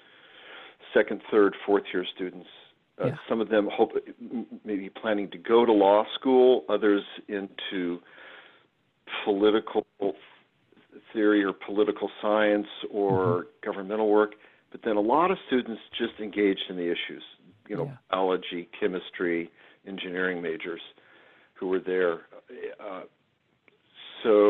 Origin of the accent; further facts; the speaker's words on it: Los Angeles, California, United States; moved away as an adult; also born or lived in Washington State / Berkeley, California / East Coast / Virginia; now in St. Louis, United States; I grew up in beautiful Los Angeles, and West Coast person.